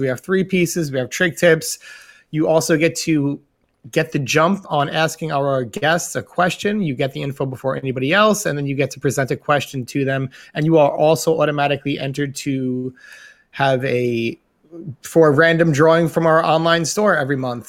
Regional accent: New York, United States; Being being a New Yorker, we're exposed to all different um, cultures

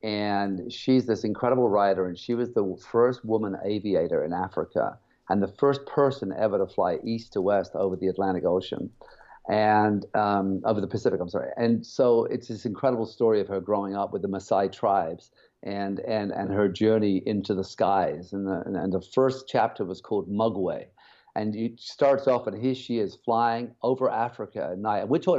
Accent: England, United Kingdom; also born or lived in Germany / Cyprus; now in Canada; I grew up in, Germany, Cyprus, and England.

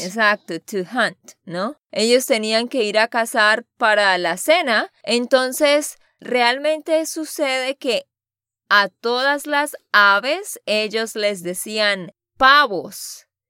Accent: Santander, Colombia; de Santander, Colombia

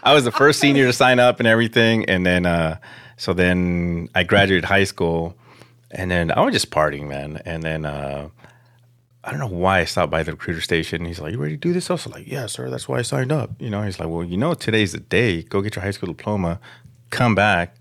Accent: Los Angeles, California, United States; I grew up in Pacoima, um, right there off of Van Nuys and Herrick by the Projects.

